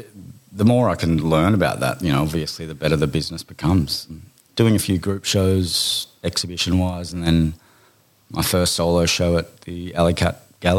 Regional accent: Bundaberg, Queensland, Australia; born there; Birth. Born in Bundaberg. I'm still a rabid Queensland Maroons supporter.

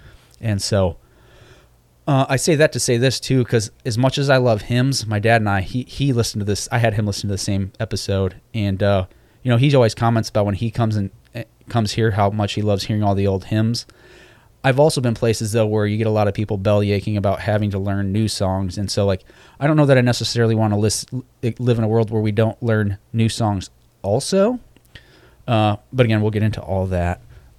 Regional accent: Michigan, United States; also born or lived in Norfolk, Virginia; Like I was born in Norfolk, Virginia, and so we went to the Granby Street Church of Christ there. Of course, I don't remember that. And then we moved to Michigan again because that's where my dad's from

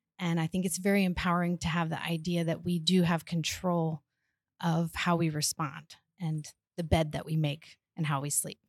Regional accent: South Carolina, United States; moved away as an adult; now in Italy; I've lived in Italy for a couple years now. I'm from South Carolina

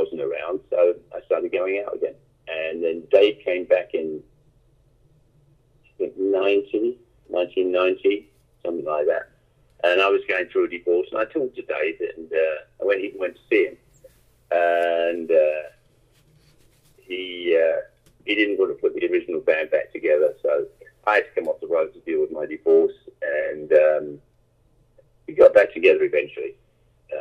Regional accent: London, United Kingdom; growing up in London

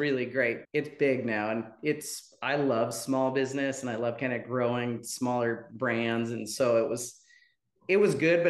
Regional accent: Medford, Oregon, United States; born or raised there; moved away as an adult; also born or lived in Portland, Oregon; now in Georgetown, United States

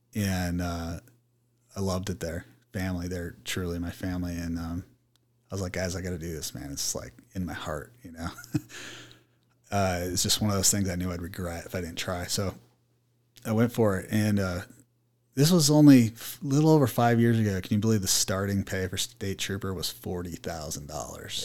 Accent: Mesa, Arizona, United States; I was born and raised in Mesa

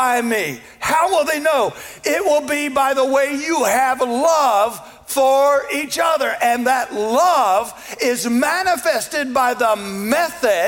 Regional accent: the South, United States; I was born in the South, and I was raised to treat people with respect

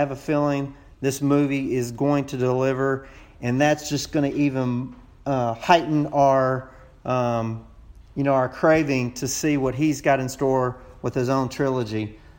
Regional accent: Texas, United States; accent: Texas; I hope you don't mind hearing my Texas accent. I kind of feel a little out of place, on the show, on your 100th episode, all these voices with these foreign accents, and here I am with my long-drawn accent.

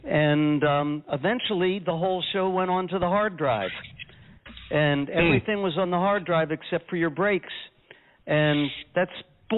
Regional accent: Canada; now in Westmont, United States; And the CA tells you that when I'm making my shows in Westmont, New Jersey, that I'm Canadian.

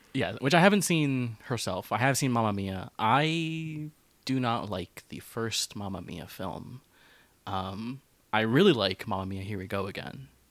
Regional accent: United States; I grew up in America

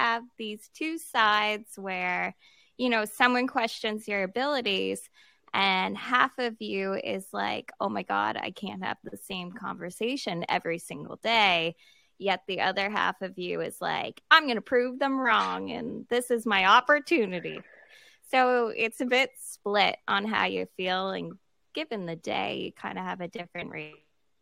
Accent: Halifax, Nova Scotia, Canada; I'm from Halifax, Nova Scotia, so born and raised here.

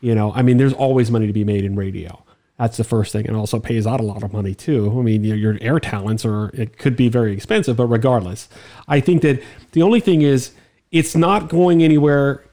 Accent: Miami, Florida, United States; I'm from Miami

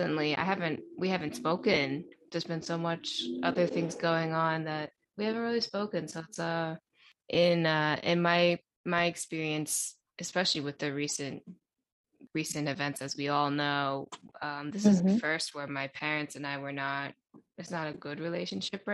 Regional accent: United States; also born or lived in China; I'm an American

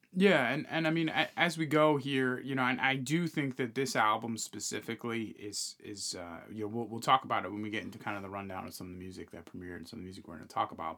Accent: New York, United States; we're from New York

